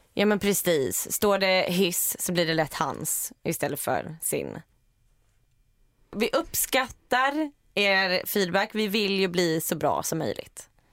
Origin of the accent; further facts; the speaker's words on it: Iceland; now in Sweden; jag kommer från Island